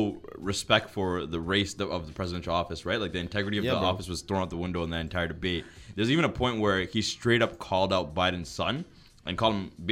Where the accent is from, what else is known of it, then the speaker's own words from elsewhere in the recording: Canada; and we're Canadian.